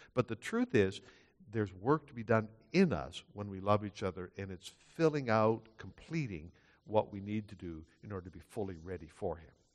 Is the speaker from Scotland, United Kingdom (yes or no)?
yes; Scotland, United Kingdom; now in Canada; I'm not Dutch, I'm Scottish